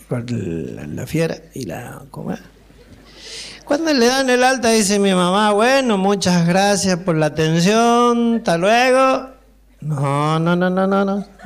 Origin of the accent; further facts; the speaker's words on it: Maipú, Mendoza, Argentina; Yo, soy mendocino y estoy acá a pedido de la gente, a pedido de la gente de Mendoza. Yo, nací en Mendoza, en, en Maipú, Maipú